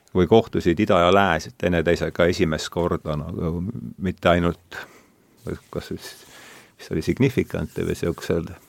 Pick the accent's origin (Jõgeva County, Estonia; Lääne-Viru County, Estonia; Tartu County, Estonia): Lääne-Viru County, Estonia; Rakvere; olen pärit Rakverest, seal ei olnud India filosoofia minu lapsepõlves